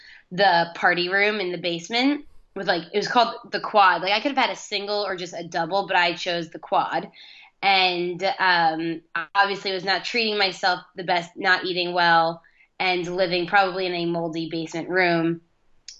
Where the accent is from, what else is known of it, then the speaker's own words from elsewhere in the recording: Manhasset, New York, United States; moved away as an adult; also born or lived in Ithaca, New York; now in Los Angeles, United States; I grew up in Manhasset on Long Island